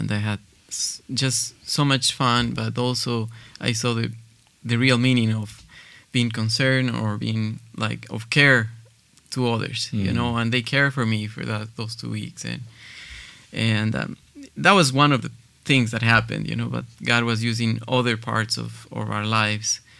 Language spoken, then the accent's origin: English; Cuenca, Azuay, Ecuador; English is a second language; I'm Ecuadorian. I'm from Cuenca, Ecuador, where we live now.